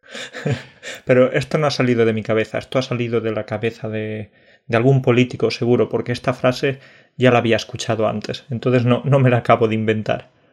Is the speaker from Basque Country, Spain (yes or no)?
no; Burunchel, Andalusia, Spain; moved away; También soy un patriota español, andaluz y de mi pueblo, de Burunchel.